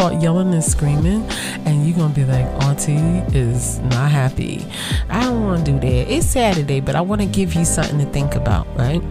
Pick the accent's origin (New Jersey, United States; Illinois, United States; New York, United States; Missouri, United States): New York, United States; New York City; growing up in Brooklyn, I saw Brooklyn change over a summer.